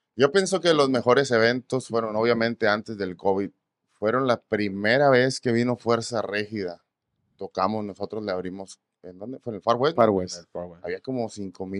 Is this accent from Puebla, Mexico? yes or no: no; Ensenada, Baja California, Mexico; moved away as an adult; now in Texas, United States; soy de Baja, Baja California, Ensenada, Baja ah, California